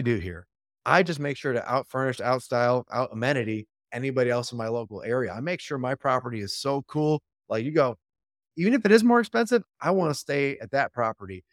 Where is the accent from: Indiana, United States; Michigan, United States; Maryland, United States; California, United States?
Michigan, United States; Royal Oak; Detroit area. Yep, there's a city called Royal Oak. I'm from Royal Oak.